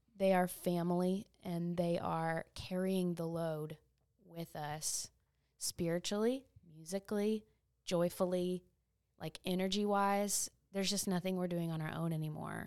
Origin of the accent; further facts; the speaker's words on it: East Texas, United States; my hometown